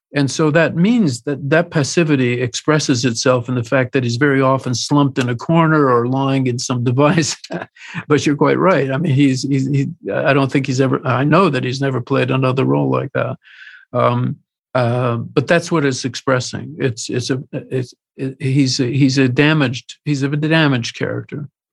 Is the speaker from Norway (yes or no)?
no; Canada; as a Canadian who had made films successfully